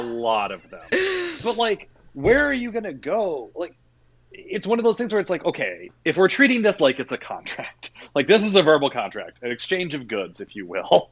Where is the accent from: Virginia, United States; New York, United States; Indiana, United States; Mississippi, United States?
Virginia, United States; moved away; also born or lived in Iowa; My family is from the South. I was born in Virginia.